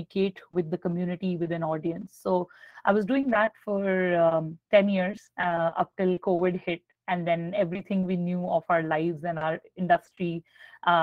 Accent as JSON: {"language": "English", "town": "New Delhi", "region": "Delhi", "country": "India", "tie": "born or raised there", "said": "I grew up in New Delhi, India."}